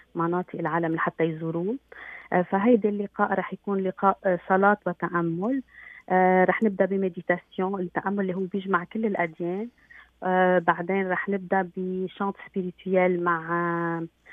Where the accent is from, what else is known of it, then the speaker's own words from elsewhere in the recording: Lebanon; now in Canada; نحن كلبنانية